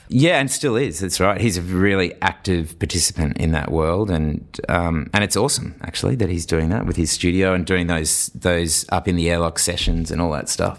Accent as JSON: {"language": "English", "town": "Brisbane", "region": "Queensland", "country": "Australia", "tie": "born or raised there", "said": "I lived in Toowoong, I grew up in Toowoong"}